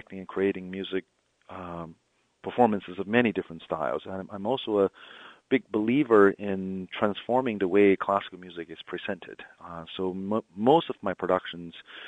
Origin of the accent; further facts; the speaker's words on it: Beijing, China; moved away as an adult; also born or lived in Ann Arbor, Michigan; now in Delaware, United States; I was born and raised in Beijing, China, the capital of the Middle Kingdom.